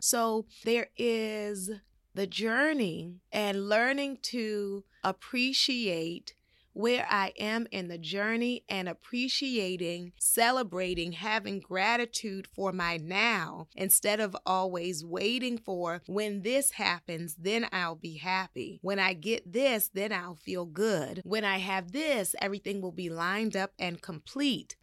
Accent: Baltimore, Maryland, United States; I grew up in Baltimore, Maryland

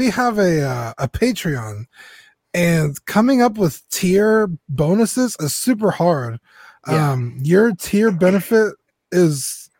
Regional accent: San Antonio, Texas, United States; We're from San Antonio.

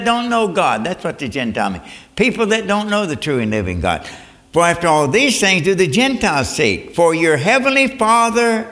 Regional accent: Northwood, Kentucky, United States; I was born in Northwood, Kentucky, a mining town

